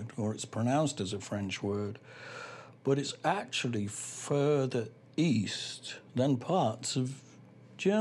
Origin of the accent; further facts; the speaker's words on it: United Kingdom; speaking as a Brit